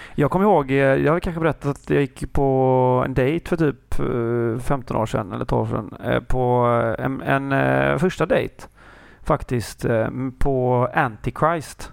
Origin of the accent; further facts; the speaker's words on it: Kungälv, Västra Götaland, Sweden; jag är hemma i Kungälv